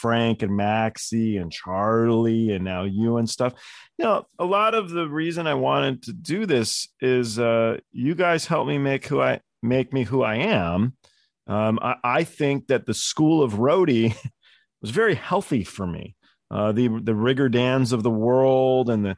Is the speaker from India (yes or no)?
no; England, United Kingdom; I'm like English